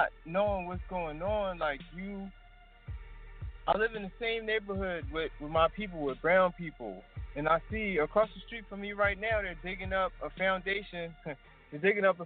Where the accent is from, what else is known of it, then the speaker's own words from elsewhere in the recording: Philadelphia, Pennsylvania, United States; I'm originally from North Philly